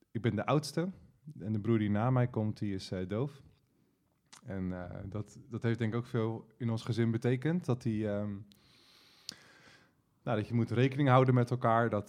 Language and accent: Dutch; Delft, South Holland, Netherlands; Ook in Delft.